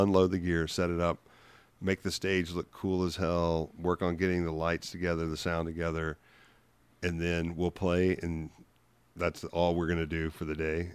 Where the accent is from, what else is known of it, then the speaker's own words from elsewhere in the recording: Memphis, Tennessee, United States; moved away as an adult; also born or lived in Los Angeles; I'm from Memphis in, in the early eighties